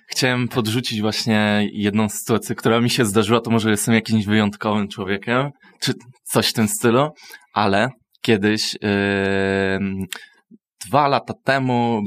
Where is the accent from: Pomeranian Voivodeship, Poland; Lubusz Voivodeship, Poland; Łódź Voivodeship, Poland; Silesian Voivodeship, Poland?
Silesian Voivodeship, Poland; Myszków; ja na przykład jako osoba z Myszkowa, no nie, nie mogę powiedzieć, że jestem ze Śląska i mówię po śląsku